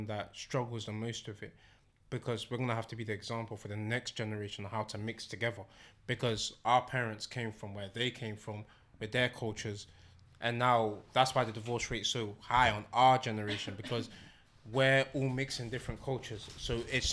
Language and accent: English; London, United Kingdom; I'm Congolese by blood, but I am a Londoner by birth